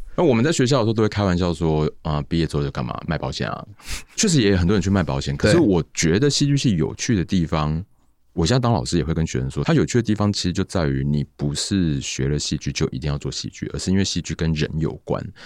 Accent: Tainan, Taiwan; 我是台南人

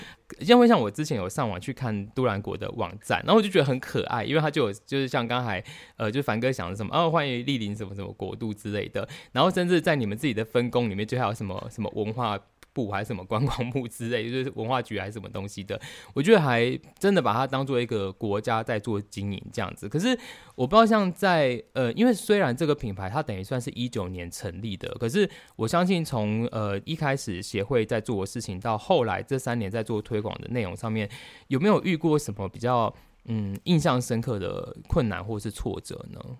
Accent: Tainan, Taiwan; 要不是我是台南人

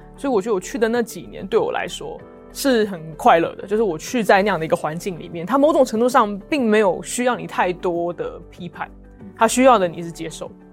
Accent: Taipei, Taiwan; moved away as an adult; also born or lived in Oxford, United Kingdom; 我从小就在台北长大这样子，然后住过台北很多不同的地方，但基本上在台北这个地方，呃，成长。然后我，呃，在一个很小的教会叫做台北行道会

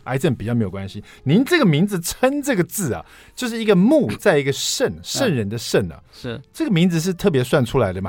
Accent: Taiwan; 我们台湾人

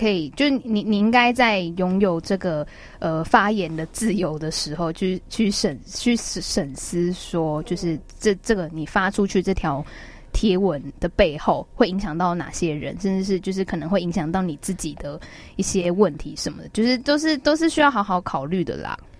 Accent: Taiwan; 但是不管怎么样，就是我们都是台湾人，然后我们要一起守护这块土地

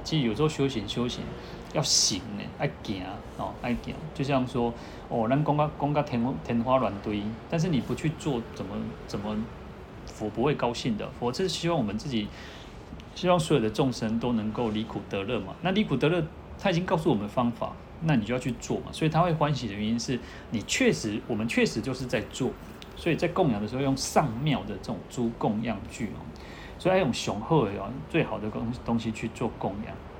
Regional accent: Taiwan; 我们台湾人都习惯这样子

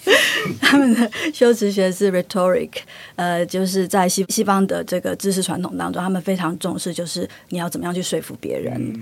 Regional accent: Taiwan; now in Sweden; 那台湾的方面，我是觉得可能就是因为历史的因缘，各，各种因素，所以我们的母语有一个很大的断层

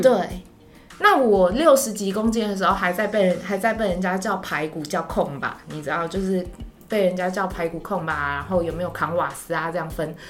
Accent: Taiwan; 我台湾人呢，我在台湾混

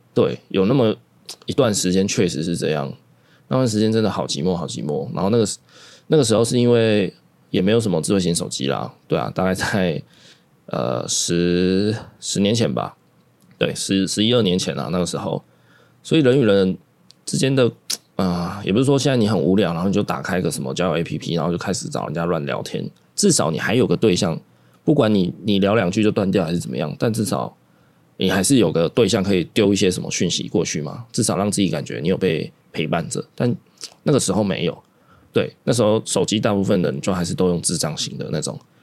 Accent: Taiwan; 包容这件事情对台湾人来说，也是我们台湾人的特色了。

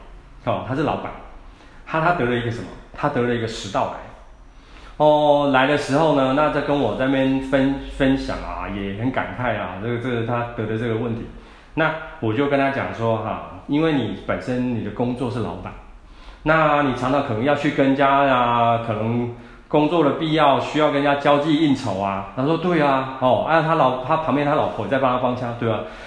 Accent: Taiwan; 那或者是他，你在我们台湾人来讲的话，又很喜欢常吃一些刺激性的食物啊

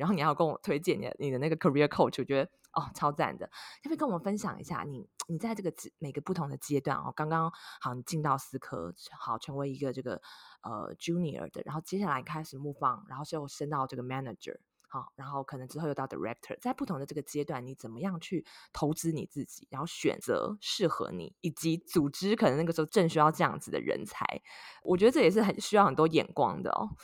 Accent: Taiwan; now in United States; 跟我一样是土生土长的台湾人

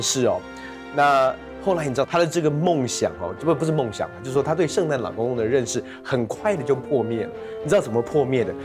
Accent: United States; now in Taiwan; 我大部分的时间其实在国外长大，那国外过圣诞节就跟台湾很不一样

